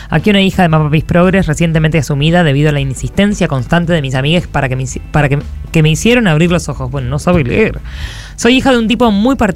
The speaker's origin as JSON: {"language": "Spanish", "town": "Rosario", "region": "Santa Fe", "country": "Argentina", "said": "de Rosario y vengo a dar mi testimonio."}